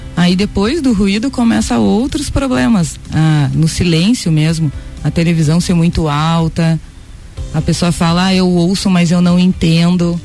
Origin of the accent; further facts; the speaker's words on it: Vacaria, Rio Grande do Sul, Brazil; moved away as an adult; now in Lages, Brazil; Eu sou gaúcha de Vacaria, moro em Lages há nove anos